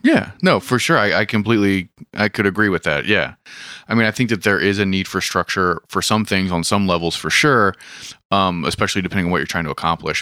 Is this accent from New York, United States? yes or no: no; Hagerstown, Maryland, United States; I'm from Hagerstown